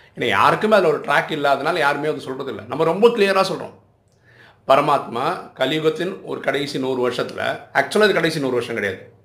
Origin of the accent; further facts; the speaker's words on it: Chennai, Tamil Nadu, India; நான் சென்னையிலே தான் பிறந்து வளர்ந்துருக்கிறேன்